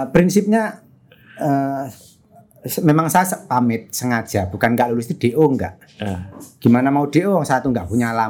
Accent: Sukoharjo, Central Java, Indonesia; saya dari Sukoharjo, Mas di kampung. Oh, oke. Okay. Di kamp, uh, jauh dari kota.

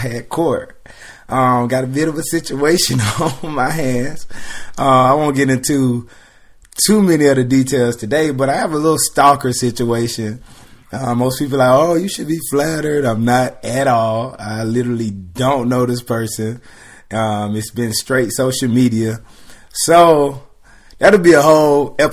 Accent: South Carolina, United States; moved away as an adult; now in Atlanta, United States; I'm from South Carolina, so about 3 hours from Atlanta.

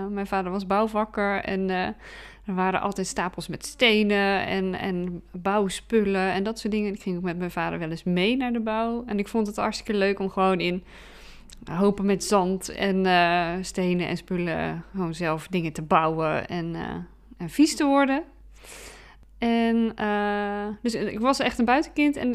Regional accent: Bergen op Zoom, North Brabant, Netherlands; born there; now in Breda, Netherlands; Ik ben nog 38 en ik ben geboren in Berg op Zoom. Nu dan in Breda. Ik ben wel echt een West-Brabantse.

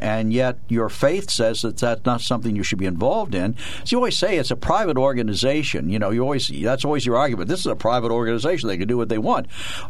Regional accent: Harrisburg, Pennsylvania, United States; I was born in Harrisburg.

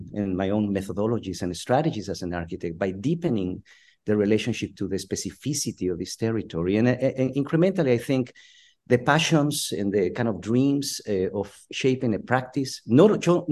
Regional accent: Guatemala; now in San Diego, United States; I'm originally from Guatemala in Central America and migrated to the United States in the early 80s.

